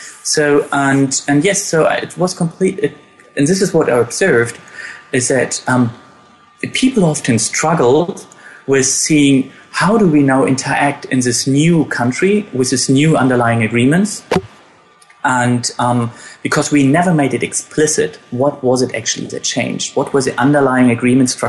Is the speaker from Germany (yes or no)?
yes; Germany; born or raised there